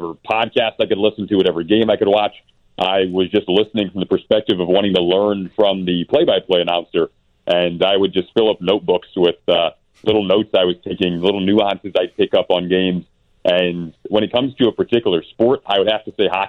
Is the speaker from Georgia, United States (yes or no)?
no; Michigan, United States; moved away; I'm from Michigan originally